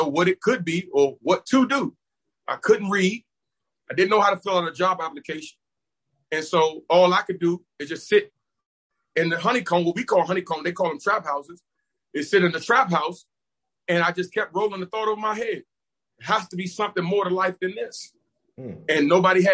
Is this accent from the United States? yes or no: yes; Washington, District of Columbia, United States; I'm originally from Washington, D.C., I grew up right in Northeast Lincoln Heights, Washington, D.C.